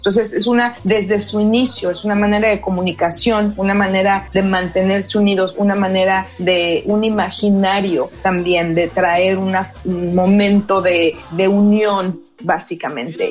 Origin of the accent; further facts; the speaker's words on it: Mexico; now in New York, United States; como mexicana